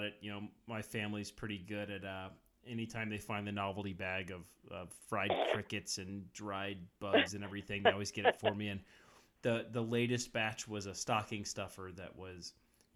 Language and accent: English; South Florida, United States; moved away; I'm originally from South Florida.